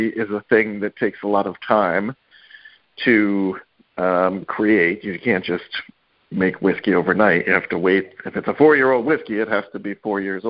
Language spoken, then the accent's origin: English; Kentucky, United States; now in New York, United States; I grew up in Kentucky. I grew up in the moonshine part of Kentucky